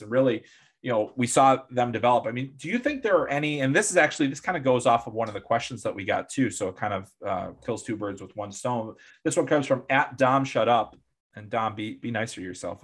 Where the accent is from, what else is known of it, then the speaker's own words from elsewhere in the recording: Chicago, Illinois, United States; I'm a guy from Chicago